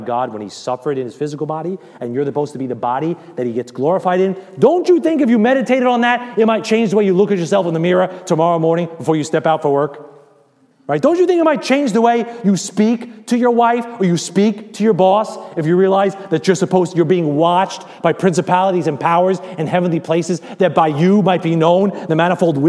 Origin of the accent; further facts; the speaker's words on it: United States; I'm American